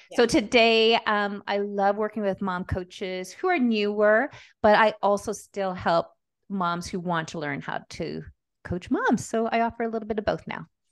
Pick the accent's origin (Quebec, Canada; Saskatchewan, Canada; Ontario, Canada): Quebec, Canada; Montreal; also born or lived in Calgary, Alberta / Peru (mother's origin); now in Nelson, Canada; I grew up in Montreal